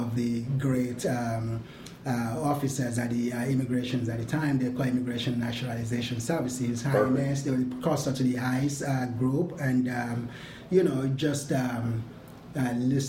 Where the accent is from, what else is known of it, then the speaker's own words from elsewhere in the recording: Lagos, Nigeria; moved away as an adult; now in Chicago, United States; I did not grow up in Texas. I grew up in Lagos, Nigeria.